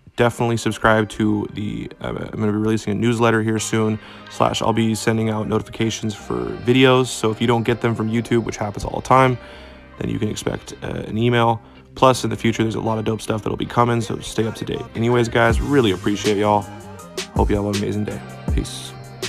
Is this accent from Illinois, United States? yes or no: no; Washington, United States; In Washington State, my home state